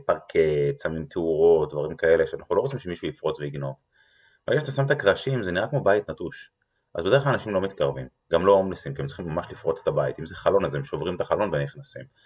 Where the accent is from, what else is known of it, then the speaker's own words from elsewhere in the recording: Israel; אנחנו כישראלים